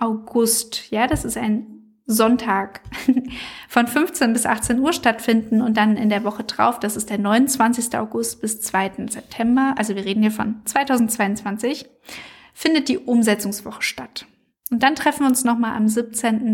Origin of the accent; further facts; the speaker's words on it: Frankfurt, Hesse, Germany; aus meiner Heimatstadt Frankfurt